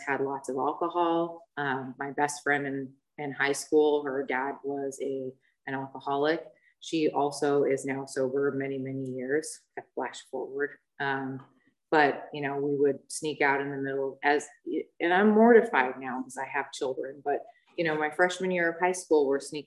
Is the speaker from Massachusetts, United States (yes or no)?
no; Newport Beach, California, United States; I grew up in Newport